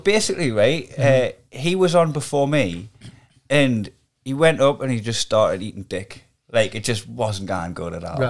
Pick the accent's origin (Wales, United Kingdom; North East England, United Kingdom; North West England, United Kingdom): North East England, United Kingdom; Newcastle upon Tyne; I'm a Geordie